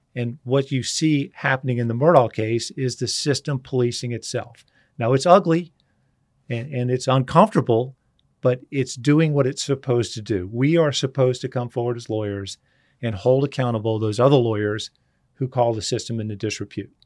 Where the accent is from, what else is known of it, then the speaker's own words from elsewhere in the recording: Charleston, South Carolina, United States; just a redneck kid from Charleston